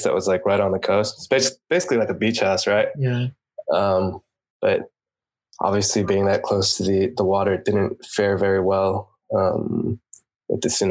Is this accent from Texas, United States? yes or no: no; California, United States; moved away as an adult; also born or lived in Japan; I'm from California originally